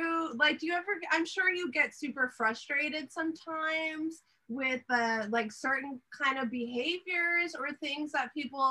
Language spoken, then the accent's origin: English; Kingsville, Texas, United States; I'm from Kingsville, Texas, which is like 45 minutes south of Corpus Christi, Texas.